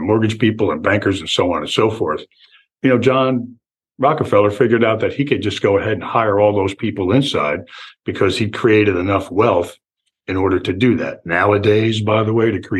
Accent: Newark, New Jersey, United States; moved away as an adult; also born or lived in California / Florida; now in Venice, Florida, United States; I was born and raised in Newark, New Jersey, and lived my childhood in New Jersey

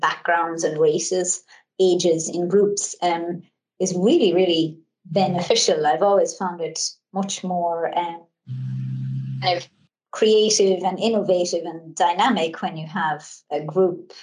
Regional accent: Ireland; I come from Ireland and um, I come from a, a, large family

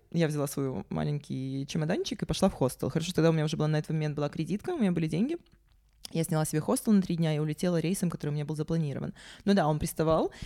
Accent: Sevastopol, Ukraine; also born or lived in Yakutia; Я родилась, э, в Якутии, но детство провела в Севастополе.

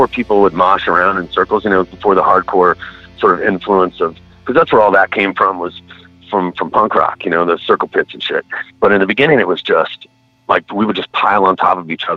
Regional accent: Florida, United States; also born or lived in Cincinnati, Ohio; I pretty much grew up here. I mean, I've been here since I was 8 years old in Florida.

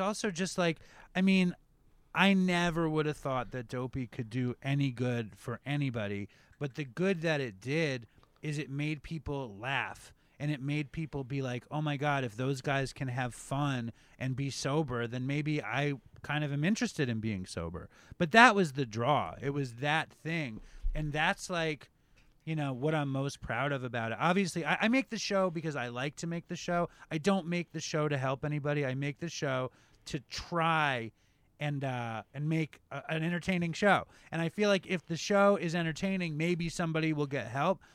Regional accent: New York City, New York, United States; I grew up uh, in Chelsea. I grew up on uh, 8th Avenue on 27th Street

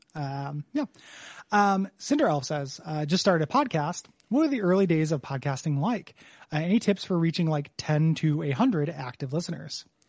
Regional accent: DeKalb, Illinois, United States; moved away; my hometown

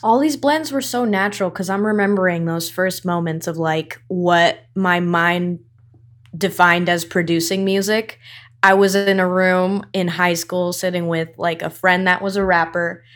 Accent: Irvine, California, United States; also born or lived in Newport Beach; now in East Los Angeles, United States; I was born in Newport and raised in Irvine

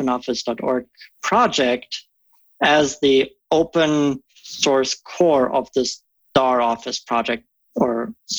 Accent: Germany; English is a second language; moved away as an adult; now in Omaha, United States; I come from Germany originally. I grew up in a small village there, just 800 folks, living on the premise of an 800-year-old castle.

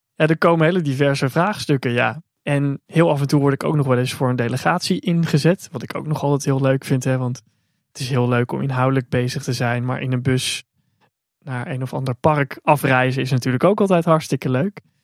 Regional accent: Netherlands; also born or lived in China; als Nederlander

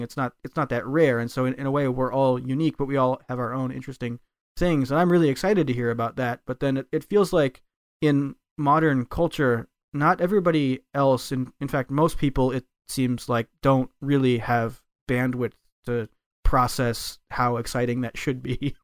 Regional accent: United States; moved away as an adult; now in Japan; as an American is that I moved to Japan. I learned a Japanese, and I've lived here for ten years

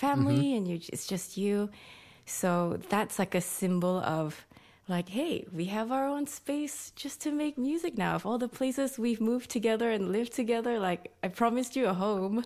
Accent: Malaysia; moved away as an adult; now in Sydney, Australia; I'm Malaysian

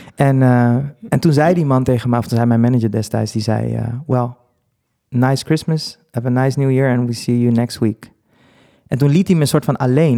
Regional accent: Netherlands; also born or lived in Dominican Republic; ik ben dus soort van hier opgevoed, opgegroeid en daar heb ik ook een jaartje gewoond. Maar ik voel me wel een Nederlander

